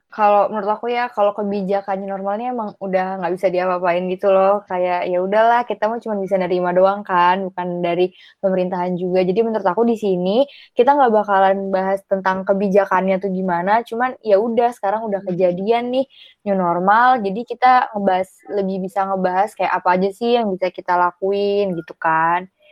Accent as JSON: {"language": "Indonesian", "town": "Pati", "region": "Central Java", "country": "Indonesia", "also_born_or_lived": "Yogyakarta"}